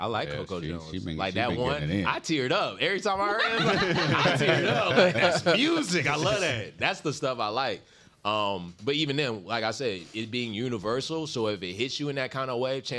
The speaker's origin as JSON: {"language": "English", "country": "Germany", "also_born_or_lived": "Kentucky", "said": "I'm from Germany, but I'm a military brat who's been all over. So Fort Knox, Radcliffe, Meade County, Louisville."}